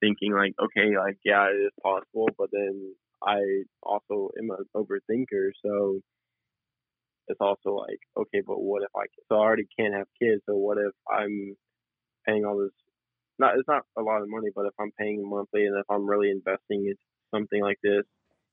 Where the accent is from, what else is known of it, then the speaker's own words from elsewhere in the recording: Denton, Texas, United States; moved away as an adult; Denton, which is my hometown